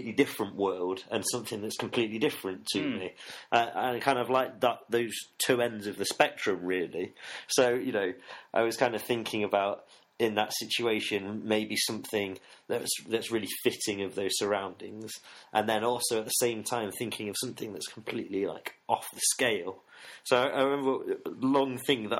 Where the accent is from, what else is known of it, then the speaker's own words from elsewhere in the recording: Nottingham, East Midlands, United Kingdom; I grew up in Nottingham